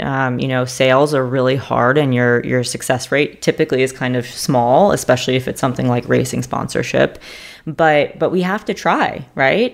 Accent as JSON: {"language": "English", "town": "New York City", "region": "New York", "country": "United States", "tie": "born or raised there", "also_born_or_lived": "Stanford, California", "moved": "as an adult", "lives_now": "Charlotte, United States", "said": "I'm from New York City. I went to a math and science high school called Stuyvesant High School"}